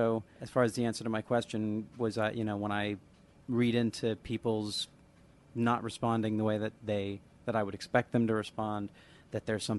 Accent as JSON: {"language": "English", "town": "Olympia", "region": "Washington", "country": "United States", "tie": "born or raised there", "said": "I grew up in Olympia."}